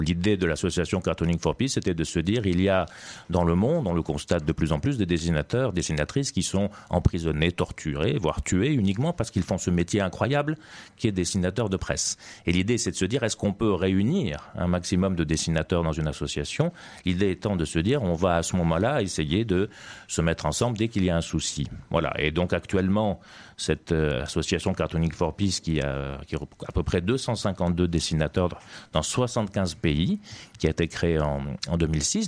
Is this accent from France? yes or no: no; Tunisia; moved away as an adult; Je suis né effectivement en Tunisie